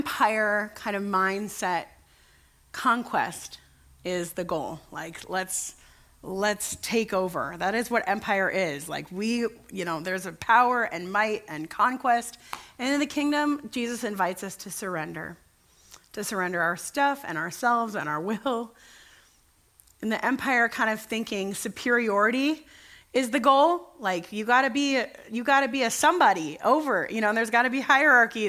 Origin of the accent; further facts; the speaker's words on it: United States; the country where I'm raised